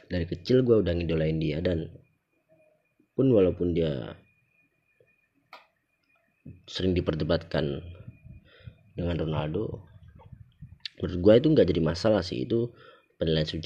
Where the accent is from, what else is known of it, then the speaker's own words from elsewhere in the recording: Java, Indonesia; accent: Javanese (medok); jadi mungkin karena gue orang Jawa ya gue kalau misalnya ngomong kayak gini nih bahasa Indonesia gini nih ini kan masih medok ya